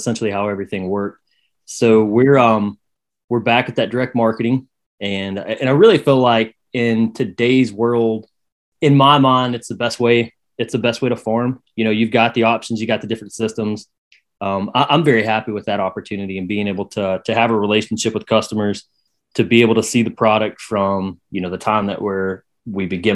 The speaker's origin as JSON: {"language": "English", "town": "Saluda", "region": "North Carolina", "country": "United States", "tie": "born or raised there", "lives_now": "Bostic, United States", "said": "I was born and raised in Saluda, which is kind of the first town if you're coming out of South Carolina into North"}